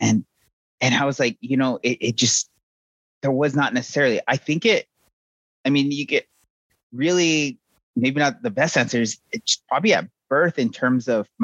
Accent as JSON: {"language": "English", "region": "southern New Mexico", "country": "United States", "tie": "born or raised there", "also_born_or_lived": "Navajo Nation / Stanford, California", "moved": "as an adult", "lives_now": "Austin, Texas, United States", "said": "I grew up in New Mexico, was born on the Navajo reservation. I lived there for a while. Moved off the reservation to southern New Mexico, kind of closer to where my dad's from, and lived there for a while"}